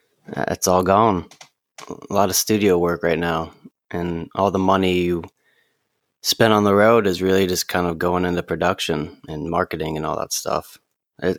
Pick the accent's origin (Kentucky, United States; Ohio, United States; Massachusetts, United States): Ohio, United States; Columbus; I grew up right here in Columbus, Ohio, and then I went to Berklee College of Music in Boston, where I studied songwriting and guitar.